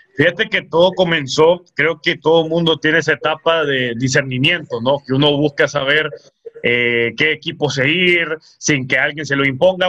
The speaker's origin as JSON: {"language": "Spanish", "town": "El Progreso", "region": "Yoro", "country": "Honduras", "tie": "born or raised there", "moved": "as an adult", "lives_now": "Tegucigalpa, Honduras", "said": "soy oriundo del Progreso y Oro"}